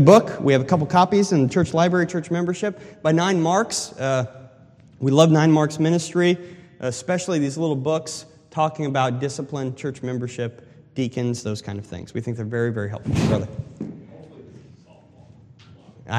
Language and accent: English; Colorado, United States; I'm from the West, I'm from Colorado